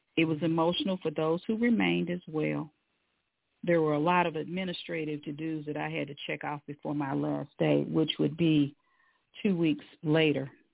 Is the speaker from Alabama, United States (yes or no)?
no; Louisville, Kentucky, United States; now in Atlanta, United States; I'm originally from Louisville, Kentucky, the home of Muhammad Ali, the Louisville Cardinals, and the Louisville Slugger